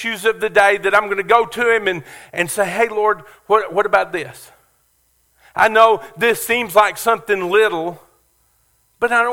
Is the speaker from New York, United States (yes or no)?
no; Kentucky, United States; moved away; also born or lived in Beaumont; I grew up in Kentucky, and we have some race tracks, horse tracks up there